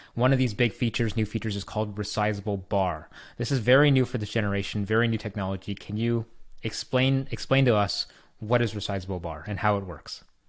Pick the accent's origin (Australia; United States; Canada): Canada; I'm Canadian